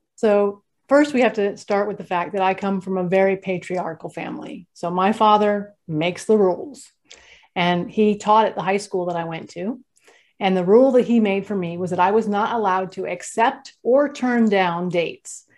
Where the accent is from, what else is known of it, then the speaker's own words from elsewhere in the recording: California, United States; I grew up in California